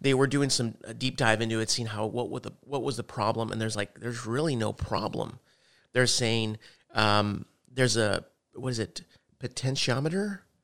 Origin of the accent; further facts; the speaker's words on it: El Paso, Texas, United States; moved away; also born or lived in Odessa, Texas; we're from El Paso